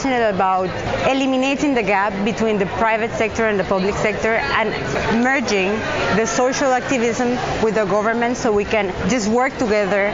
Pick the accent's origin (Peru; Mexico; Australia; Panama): Panama; I am from Panama and I work for the Ministry of Environment in Panama